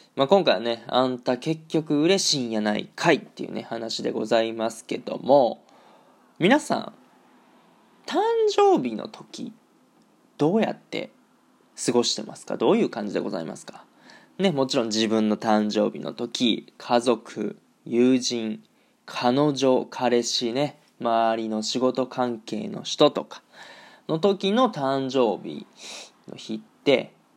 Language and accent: Japanese; Japan; now in Germany; 2年半ぶりに日本に帰 国したんですよね。まあ地元に帰ってたわけなんですけども